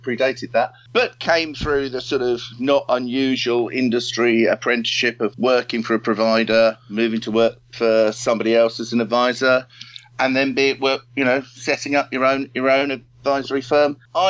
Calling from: Highbury, London, United Kingdom; I'm actually Skyping you from home in Highbury at the moment.

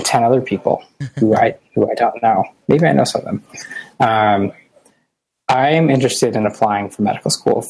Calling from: Boston, Massachusetts, United States; Boston, Massachusetts.

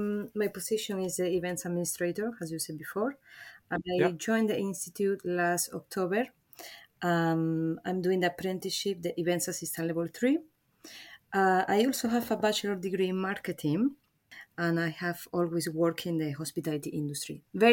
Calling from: London, United Kingdom; From my house in London. East London.

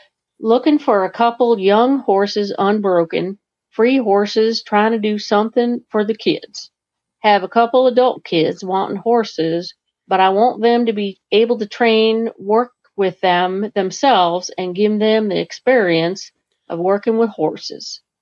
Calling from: Vermont, United States; calling from Vermont

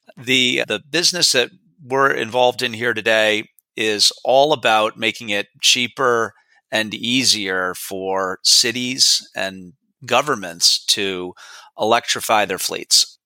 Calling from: Beverly, Massachusetts, United States; I'm calling in from Beverly, Massachusetts, a small city north of Boston.

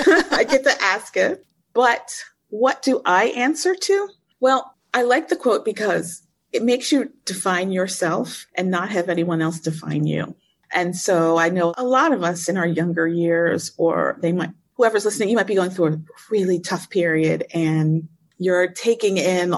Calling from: Cairo, Cairo Governorate, Egypt; Hey, I am in Cairo, Egypt, and it's midnight where I am.

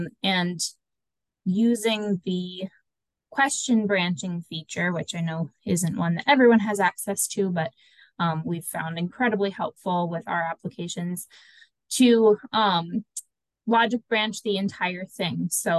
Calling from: Minnesota, United States; Hi, everyone. I'm joining from Minnesota.

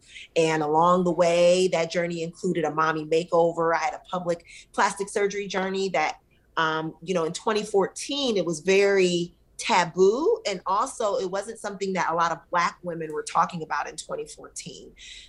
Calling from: McLean, Virginia, United States; I'm actually based out of the DC area, the DMV. Okay. So right here in McLean, Virginia, which is about 10 minutes outside of Washington, DC.

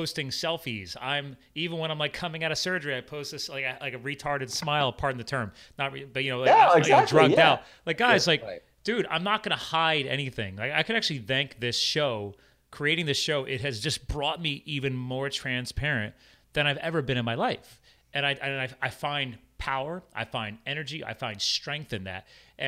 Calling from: Allentown, Pennsylvania, United States; Allentown, you're an hour Pennsylvania, north of Philadelphia. Eastern time.

